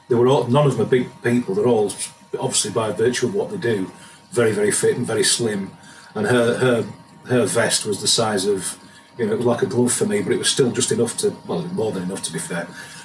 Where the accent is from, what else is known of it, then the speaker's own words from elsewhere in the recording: Yorkshire and the Humber, United Kingdom; I'm a Yorkshireman.